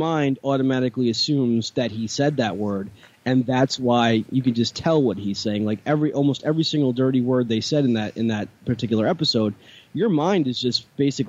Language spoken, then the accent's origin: English; New York, United States; Tyson, like I'm from New York